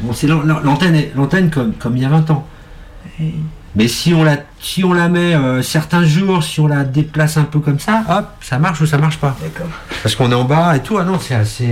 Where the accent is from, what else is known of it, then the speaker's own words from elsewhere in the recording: France; j'ai grandi à Montreux